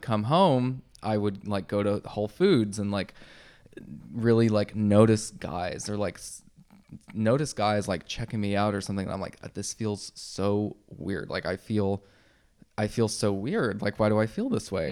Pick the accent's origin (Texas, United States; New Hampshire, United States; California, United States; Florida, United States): Texas, United States; growing up in Texas